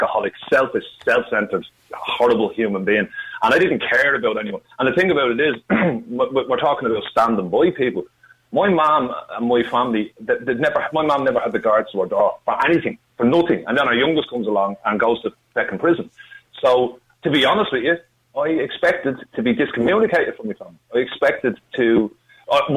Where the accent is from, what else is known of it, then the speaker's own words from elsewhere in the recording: Dublin, Leinster, Ireland; I'm from Finglas. My mum's from Glasgow.